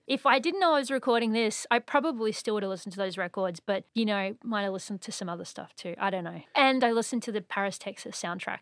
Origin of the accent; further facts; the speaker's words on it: Surfers Paradise, Queensland, Australia; moved away as an adult; also born or lived in Brisbane; now in Montreal, Canada; I'm actually from Surface Paradise